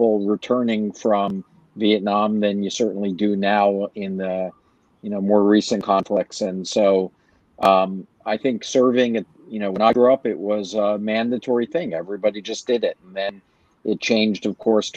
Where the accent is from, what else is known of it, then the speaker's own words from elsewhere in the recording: Philadelphia, Pennsylvania, United States; also born or lived in Fort Sheridan, Illinois; I was born in Fort Sheridan, where my dad was serving. He was a captain in the Army, and we moved to Philadelphia, where my mother was from. Of course, my dad felt like better to have her closer to her family. And it was a great place to grow up